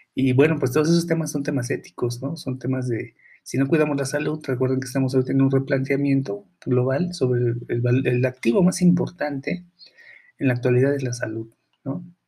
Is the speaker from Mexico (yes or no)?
yes; Mexico; aquí en México